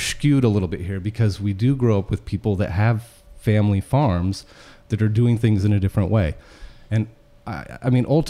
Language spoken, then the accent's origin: English; Petaluma, California, United States; I grew up in Petaluma, so I was an East Side kid.